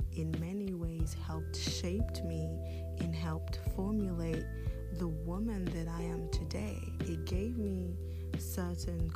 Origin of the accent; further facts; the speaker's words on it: United Kingdom; also born or lived in Democratic Republic of the Congo / Nigeria / Côte d'Ivoire / Paris, France; Prior to coming to the UK with my mother when I was 6 years old